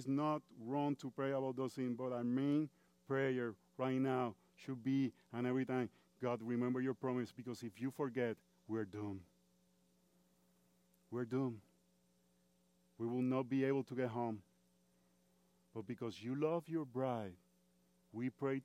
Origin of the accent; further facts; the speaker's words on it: Puerto Rico; first language Spanish; English is a second language; moved away as an adult; now in United States; I've been 23 years in the United States. And I come from Puerto Rico, which is part of the United States. But we are different because we speak Spanish